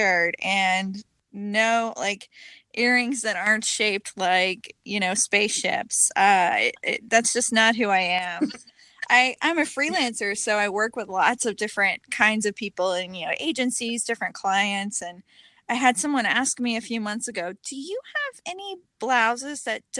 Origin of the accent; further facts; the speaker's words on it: Southern Illinois, United States; moved away as an adult; now in Houston, United States; I have been living in Houston for about 14 years. I'm originally from Southern Illinois